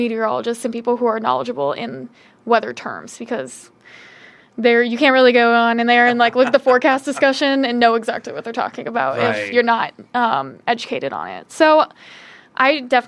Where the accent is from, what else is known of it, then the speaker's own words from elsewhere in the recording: Carmel, Indiana, United States; moved away as an adult; also born or lived in Muncie, Indiana; I come from Indianapolis, specifically Carmel, Indiana